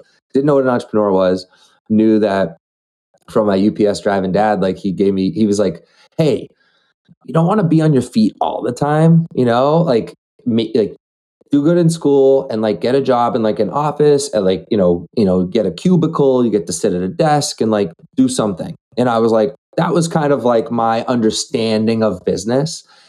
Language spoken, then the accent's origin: English; Methuen, Massachusetts, United States; I mean, I grew up in Methuen.